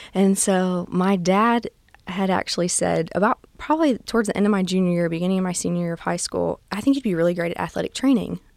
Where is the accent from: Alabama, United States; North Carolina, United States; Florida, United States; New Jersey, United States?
Alabama, United States; near Gulf Shores, South; I'm originally from South Alabama. Um, I grew up in a town just north of Gulf Shores